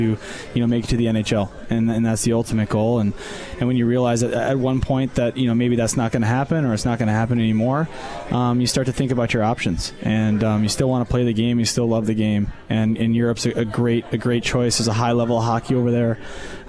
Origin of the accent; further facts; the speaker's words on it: Southern Connecticut, United States; moved away; also born or lived in Germany / Longmeadow, Massachusetts; Growing up in Southern Connecticut